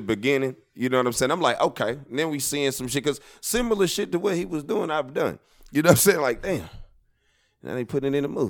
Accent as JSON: {"language": "English", "town": "Wyandotte", "region": "Michigan", "country": "United States", "said": "Yeah, I'm from Wyandotte."}